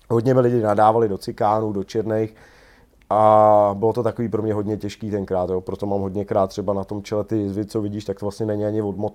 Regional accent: Prague, Czechia; also born or lived in Nymburk; Takže jsem víceméně Pražák, jo.

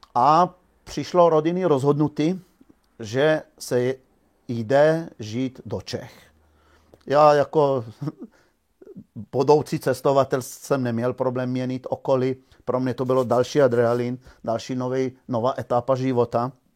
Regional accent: Žužemberk, Slovenia; moved away; já jsem se narodil ve Slovinsku v malé vesničce Žužemberg

